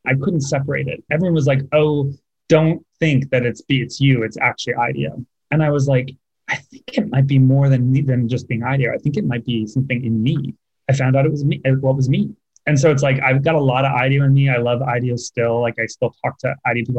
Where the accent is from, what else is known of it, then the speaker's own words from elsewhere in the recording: California, United States; moved away as an adult; also born or lived in San Francisco / Los Angeles; now in New York, United States; I'd always identified as Californian